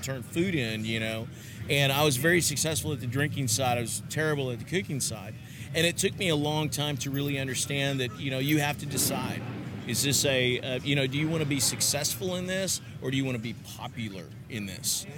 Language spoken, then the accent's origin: English; Texas, United States; I'm from Texas.